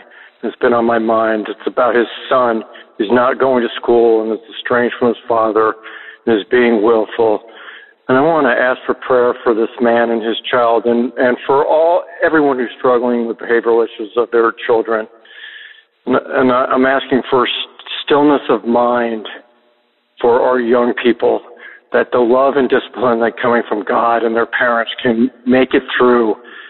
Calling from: Palm Beach, Florida, United States; I'm calling from Palm Beach, Florida.

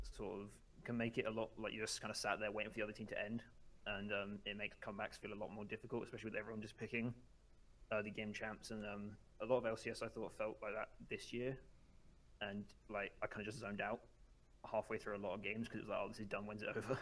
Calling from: Surrey, South East England, United Kingdom; I'm calling from Surrey in the U K

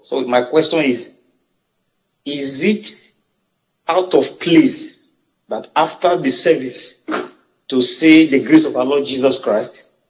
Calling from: Abuja, Federal Capital Territory, Nigeria; I'm calling from Abuja.

